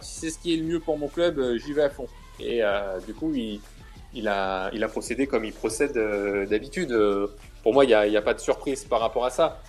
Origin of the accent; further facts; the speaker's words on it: Lyon, Auvergne-Rhône-Alpes, France; je suis né à Lyon, comme tu l'as dit. Je, j'ai jamais, euh, j'ai toujours euh, grandi, j'ai toujours habité à Lyon